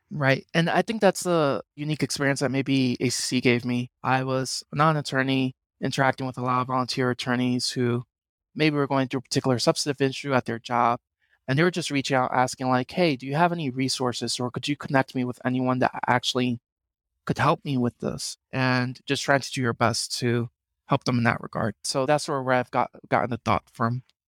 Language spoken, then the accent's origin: English; New York City, New York, United States; moved away as an adult; also born or lived in Boston / Puerto Rico (ancestry); I'm originally from the Bronx in New York